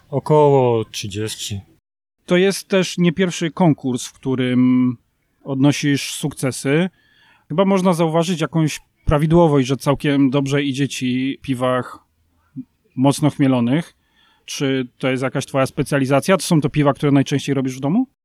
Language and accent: Polish; Dębiniec, Poland